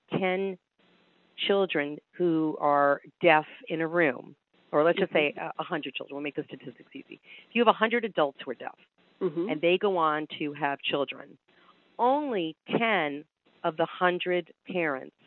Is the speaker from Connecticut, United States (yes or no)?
no; New York, United States; moved away; also born or lived in Delaware; I grew up in New York